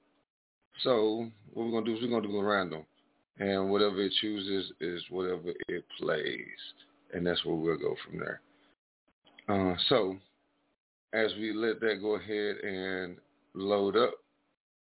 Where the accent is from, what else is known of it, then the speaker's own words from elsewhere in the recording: East Texas, United States; moved away as an adult; now in Dallas, United States; I'm from down that way. You know what I'm saying? I've only been up here for about a year and a half now